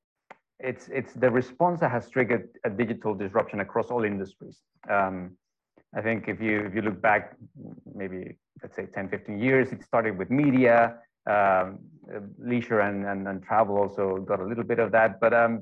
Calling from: Denmark; I'm joining in from Denmark. It's about 4 in the afternoon, and it's already almost pitch black.

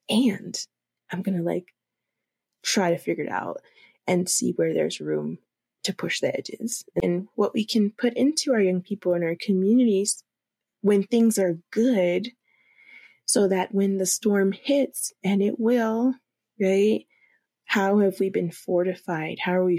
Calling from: Denver, Colorado, United States; And especially here in Colorado, I'm phoning in from Denver, Colorado

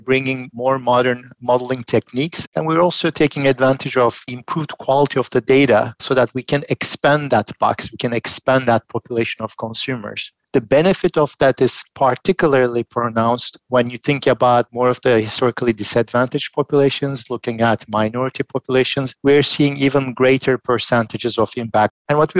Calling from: Philadelphia, Pennsylvania, United States; I'm joining from Philadelphia today.

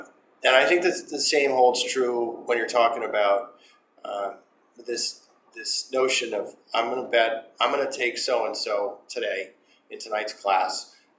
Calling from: Massachusetts, United States; I'm calling you from Massachusetts today.

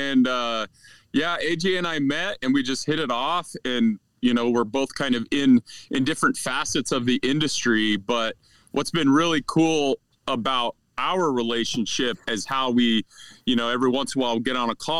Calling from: Wyoming, United States; I am sitting on a pile of wood posts on a hill where I have cell reception from north central Wyoming.

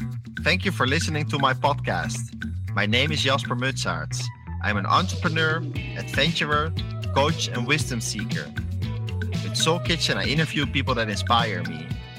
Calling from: Rio de Janeiro, Brazil; I'm calling in from Rio de Janeiro in Brazil.

